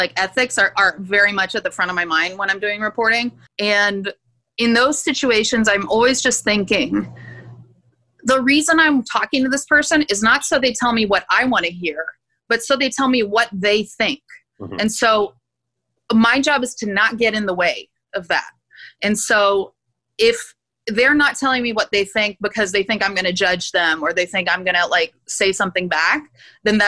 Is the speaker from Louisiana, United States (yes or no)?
yes; Gulf Coast of Louisiana and Texas, United States; accent: Louisiana; also born or lived in Turkey / Houston / New Orleans / Rio de Janeiro; I loosen up my accent and pull back out my Louisiana accent that I normally need to like suppress for professional life.